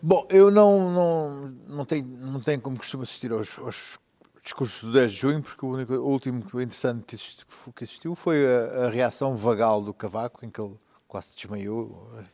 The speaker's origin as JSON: {"language": "Portuguese", "region": "Alentejo", "country": "Portugal", "moved": "as an adult", "lives_now": "Lisbon, Portugal", "said": "eu sou alentejano"}